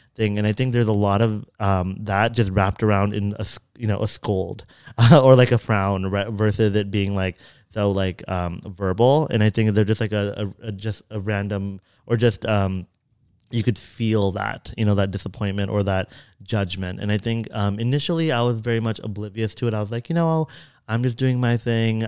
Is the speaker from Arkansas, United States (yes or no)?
no; Fremont, California, United States; growing up in Fremont, which was very predominantly Asian